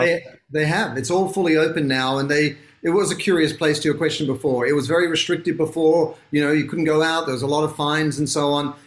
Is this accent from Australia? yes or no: yes; Sydney, New South Wales, Australia; moved away as an adult; now in Los Angeles, United States; I'm from Sydney, Australia, which is why I sound funny